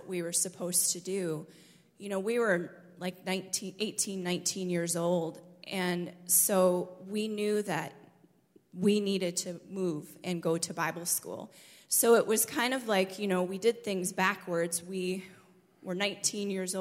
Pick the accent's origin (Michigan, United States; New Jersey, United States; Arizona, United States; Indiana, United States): Michigan, United States; born or raised there; moved away as an adult